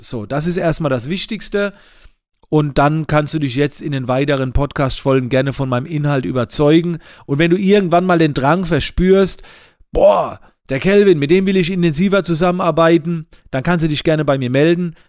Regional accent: near Heidelberg, Mannheim, Baden-Württemberg, Germany; Ich komme aus der Nähe von Heidelberg, Mannheim und lebe dort mit meiner Familie.

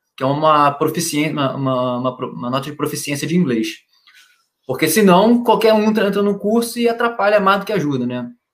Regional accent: Niterói, Rio de Janeiro, Brazil; moved away as an adult; Porque eu sou do Rio, então, morei minha vida inteira no, em Niterói, no Rio, no Rio, na cidade do lado do Rio de Janeiro

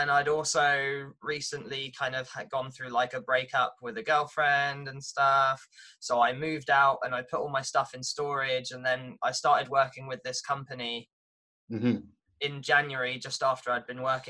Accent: Watford, East of England, United Kingdom; moved away as an adult; now in Norwich, United Kingdom; I'm from Watford

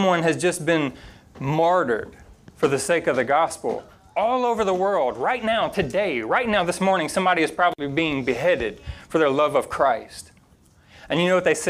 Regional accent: Louisiana, United States; moved away; growing up in Louisiana

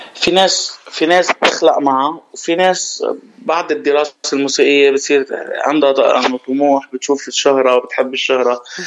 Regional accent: Ain el Kharroubeh, Mount Lebanon, Lebanon; now in Dubai, United Arab Emirates; انا ابن جبل لبنان

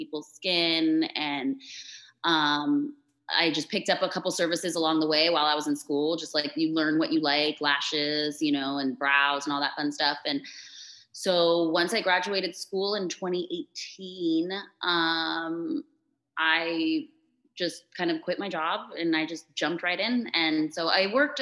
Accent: Florida, United States; also born or lived in Chula Vista, California / San Diego, California; I was born in San Diego, California, so like Chula Vista area. And my parents moved to Florida. My parents were both born in Mexico, so I'm like a proud Mexican. And my parents moved us to Florida when I was 3. So I'm pretty much a Florida girl for sure.

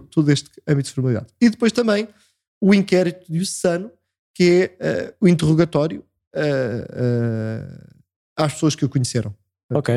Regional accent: Belas, Lisbon, Portugal; moved away as an adult; now in Óbidos, Portugal; sou natural de Belas, uh, no Conselho de Sintra.

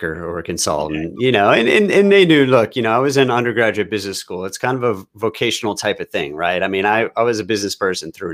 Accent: St. Louis, Missouri, United States; also born or lived in Houston, Texas / Austin, Texas; now in Seattle area, United States; I was technically, I was born in Houston, but I grew up in St. Louis.

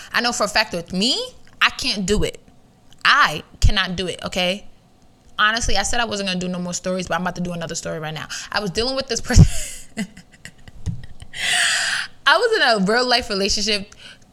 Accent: New York City, New York, United States; I'm from New York. Stop playing with me. New York City on top of that. Queens? Heavy on it

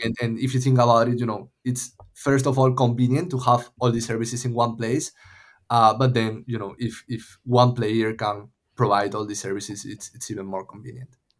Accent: A Coruña, Galicia, Spain; moved away as an adult; also born or lived in Madrid, Spain / Los Angeles, United States; now in Lisbon, Portugal; I'm from Coruña. It's called, it's, uh, like a small city in the northwest of Spain

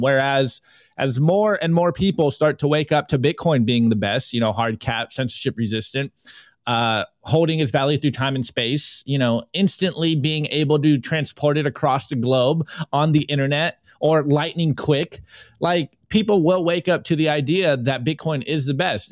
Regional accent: United States; being an American public school student

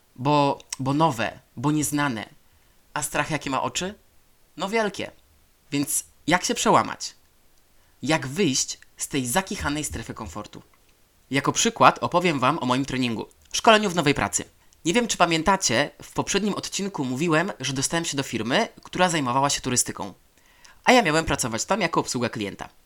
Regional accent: Poland; moved away as an adult; Ja e, na to, że z Polszy.

